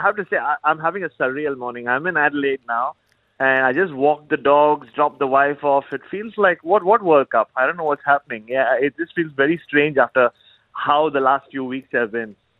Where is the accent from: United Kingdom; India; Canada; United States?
India; growing up in India